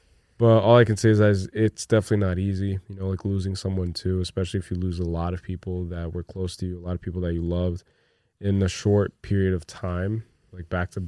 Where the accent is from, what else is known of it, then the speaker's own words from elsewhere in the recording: New Jersey, United States; Oh, we're from Jersey, by the way, so New York is right across.